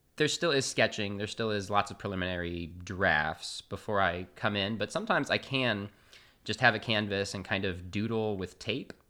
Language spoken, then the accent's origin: English; Austin, Texas, United States; moved away as an adult; also born or lived in San Marcos, Texas / Houston, Texas; now in Chicago, United States; I grew up in Austin, Texas.